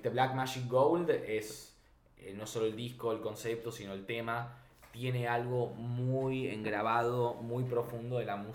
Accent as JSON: {"language": "Spanish", "country": "Argentina", "said": "soy genuino, digo, soy argentino, pero digamos, tuve una crianza anglosajona"}